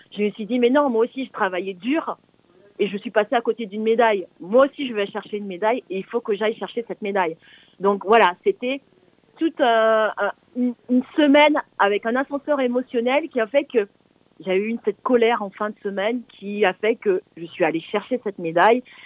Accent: French Guiana; moved away as an adult; also born or lived in Paris; c'est le nom de mon ancien quartier, là où j'ai grandi en Guyane.

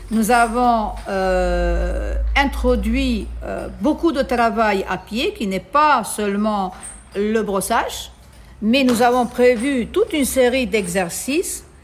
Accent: Italy; moved away as an adult; now in Tunisia; je suis italienne d'origine, mais j'ai la nationalité maintenant tunisienne parce que je vis ici depuis 30 ans.

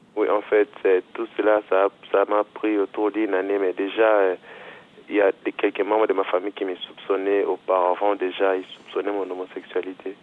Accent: DR Congo; moved away as an adult; now in Angers, France; Je viens de la République démocratique du Congo

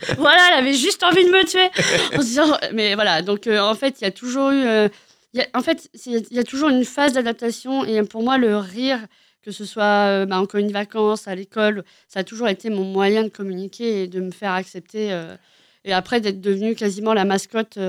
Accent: Cherbourg, Normandy, France; je suis née à Cherbourg

